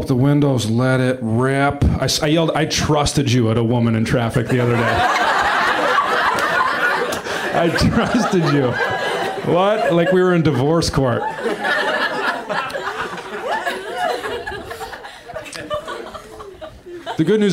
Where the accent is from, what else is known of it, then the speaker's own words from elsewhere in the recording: Wisconsin, United States; now in Los Angeles, United States; I am from Wisconsin